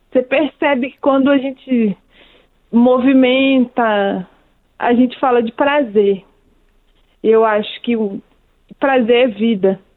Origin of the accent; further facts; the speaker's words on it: Rio de Janeiro, Brazil; principalmente para mim que vim do Rio de Janeiro